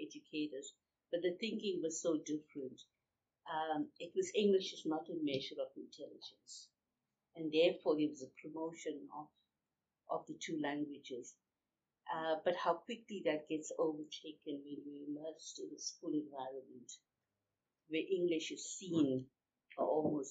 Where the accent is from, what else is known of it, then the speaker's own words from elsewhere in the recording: South Africa; first language Urdu and isiZulu; English is a second language; I spoke Urdu, which is my heritage language. And I also spoke isiZulu, which was the language in the community in which I lived. So I lived in a farming community